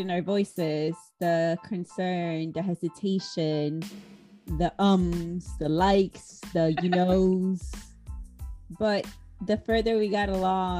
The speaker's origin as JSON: {"language": "English", "town": "Chicago", "region": "Illinois", "country": "United States", "said": "we're both from Chicago."}